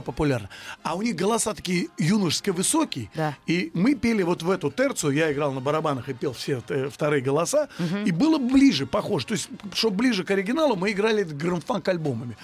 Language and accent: Russian; Russia; мы русские люди